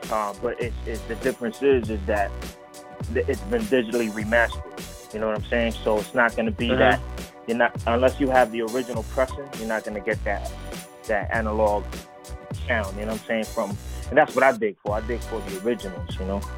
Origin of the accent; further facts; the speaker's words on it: Puerto Rico; born there; also born or lived in Bronx, New York City / Florida; I was actually born in Puerto Rico and relocated, spent some time in the Bronx, New York City, and Florida. You know, I've been a nomad status, man.